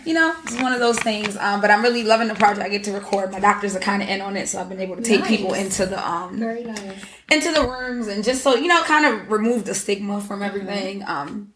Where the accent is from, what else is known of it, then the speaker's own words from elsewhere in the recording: Cuba; moved away; I'm originally from Cuba, so my family's in Cuba.